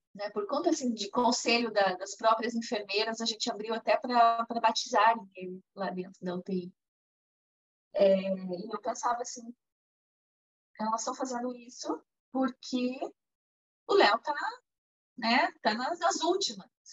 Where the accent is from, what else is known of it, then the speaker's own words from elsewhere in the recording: Curitiba, Paraná, Brazil; eu sou curitibana, moro aqui no Brasil